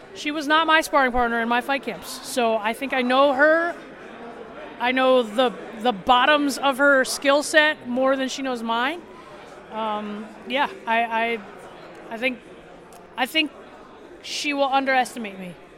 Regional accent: South Dakota, United States; I'm from South Dakota

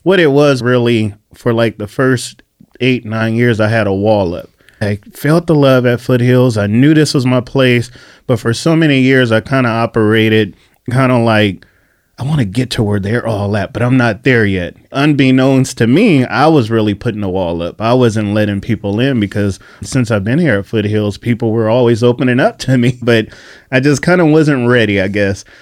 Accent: Bakersfield, California, United States; moved away as an adult; now in San Diego, United States; I was a prodigal kid, born and raised in Bakersfield

